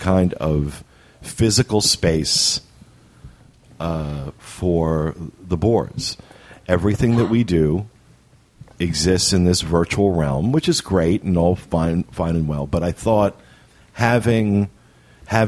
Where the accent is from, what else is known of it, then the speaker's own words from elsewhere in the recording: Jersey Shore, New Jersey, United States; now in Florida, United States; I grew up on the Jersey Shore